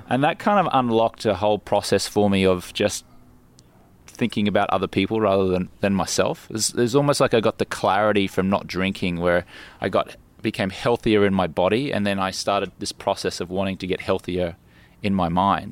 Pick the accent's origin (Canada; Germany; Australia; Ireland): Australia; Brisbane, Queensland; moved away as an adult; also born or lived in London, United Kingdom; now in Los Angeles, United States; I grew up in Brisbane